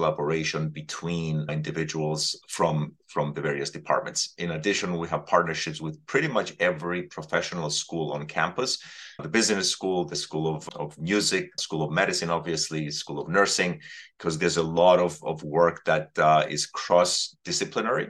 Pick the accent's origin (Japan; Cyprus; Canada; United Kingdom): Cyprus; moved away as an adult; now in United States; born and raised in the Mediterranean on the island of Cyprus, I came to the United States to study and I stayed since